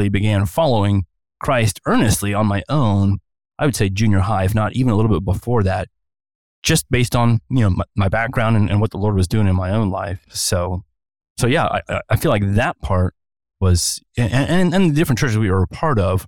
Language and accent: English; Ohio, United States; now in Santa Clarita, United States; born and raised in Ohio